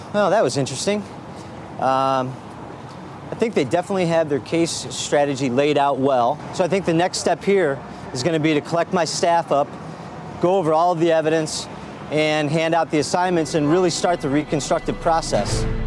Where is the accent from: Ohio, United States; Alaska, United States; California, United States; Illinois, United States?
Ohio, United States; Cleveland; moved away as an adult; now in Los Angeles, United States; I lived in Cleveland all my life, born and raised here.